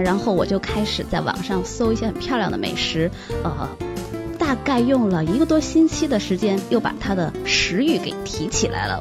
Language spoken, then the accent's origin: Chinese; China; now in Australia; 我们中国人很喜欢只要这一颗